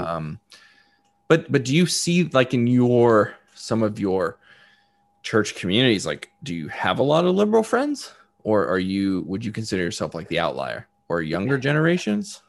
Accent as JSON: {"language": "English", "town": "Dallas", "region": "Texas", "country": "United States", "tie": "born or raised there", "said": "… and I grew up together in in Dallas, Texas."}